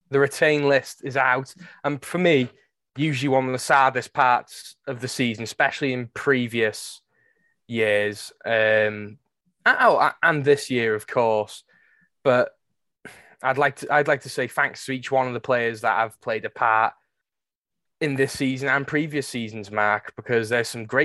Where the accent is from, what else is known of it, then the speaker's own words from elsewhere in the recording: Wales, United Kingdom; it's a fantastic way to end the season as a Welsh and Wrexham fan.